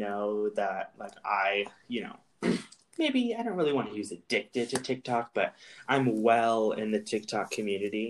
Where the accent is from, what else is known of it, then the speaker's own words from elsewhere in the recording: California, United States; now in Idaho, United States; I do live in Idaho. I moved from California